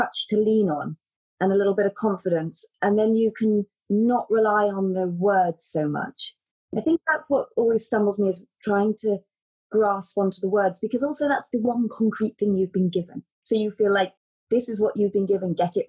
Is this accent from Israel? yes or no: no; United Kingdom; moved away; I'm British and it's very different there.